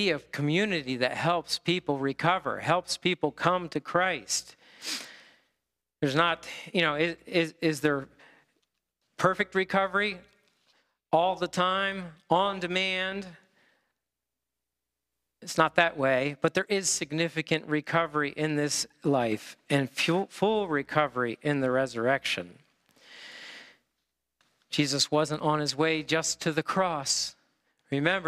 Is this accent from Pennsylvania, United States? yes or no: yes; Harrisburg, Pennsylvania, United States; also born or lived in Hershey; I was born in Harrisburg, Harrisburg Hospital